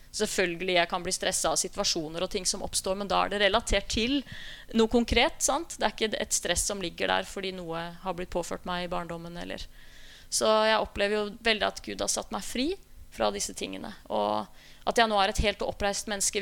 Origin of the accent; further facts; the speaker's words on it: Skien, Telemark, Norway; jeg begynte å øve i smug i menneskelokalet hjemme i Skien